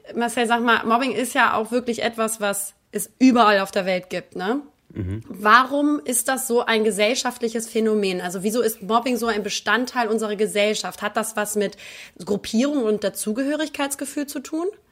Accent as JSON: {"language": "German", "region": "Northern Germany", "country": "Germany", "moved": "yes", "lives_now": "Cologne, Germany", "said": "als, als äh, Norddeutsche"}